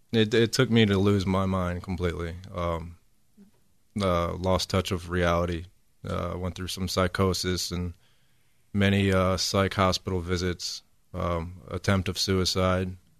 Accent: Elgin, South Carolina, United States; moved away as an adult; also born or lived in Perry, Ohio; now in Houston, United States; before I came to Houston, I actually lived in South Carolina in another small town called Elgin. I lived there for about nine to ten years

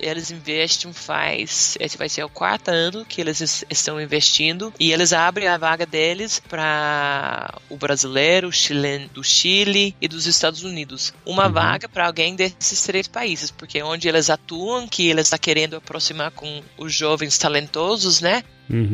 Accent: Western Australia, Australia; Portuguese is a second language; moved away as an adult; also born or lived in Bahia, Brazil; now in Brazil; eu cresci na Austrália

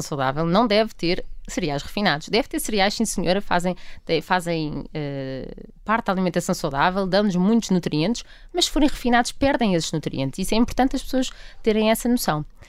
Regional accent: Portugal; enquanto portugueses

